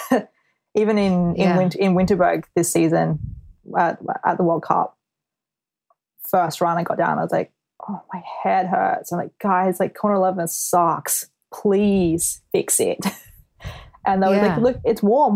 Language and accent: English; Australia; moved away as an adult; now in United Kingdom; being an Aussie athlete is the fact that we have to leave home for so long. So before I moved to the UK